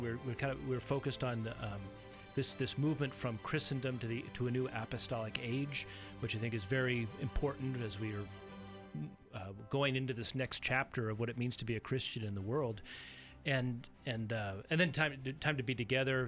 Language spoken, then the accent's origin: English; Corvallis, Oregon, United States; also born or lived in San Diego, California; I grew up in Corvallis. Uh, started life in San Diego, but came up to Corvallis when my dad was a doctoral student at Oregon State, and we ended up staying and raising the family there